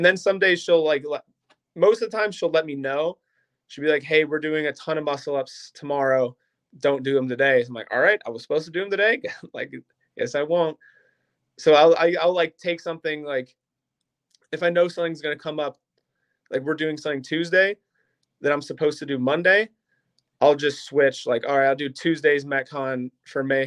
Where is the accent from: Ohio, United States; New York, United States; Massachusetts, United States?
Ohio, United States; Akron; now in Stow, United States; I live in Stowe now. I'm originally from Akron